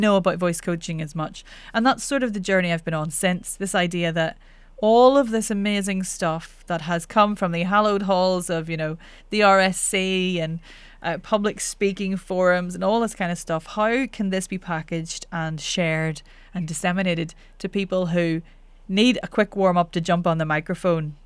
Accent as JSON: {"language": "English", "region": "Northern Ireland", "country": "United Kingdom", "accent": "Northern Irish", "said": "I'm Northern Irish"}